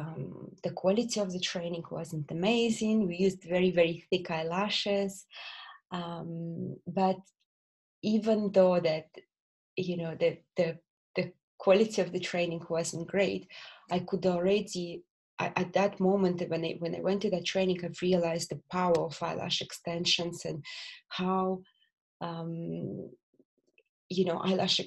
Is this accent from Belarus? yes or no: yes; Belarus; English is a second language; moved away as an adult; also born or lived in Bolton, England; now in England; I'm not originally from England. I'm from Belarus. I was born in Belarus, and there I spent all my childhood, and I went to university there.